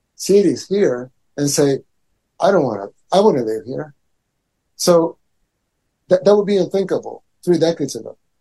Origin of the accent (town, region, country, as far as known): El Salvador